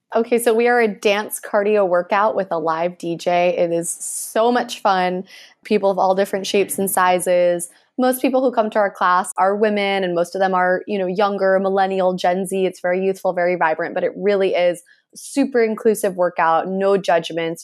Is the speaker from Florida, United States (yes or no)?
yes; Miami, Florida, United States; growing up in Miami